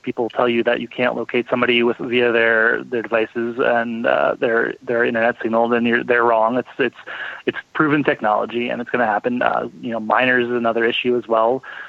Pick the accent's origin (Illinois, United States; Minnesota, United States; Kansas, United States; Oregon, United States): Oregon, United States; my home state of Oregon here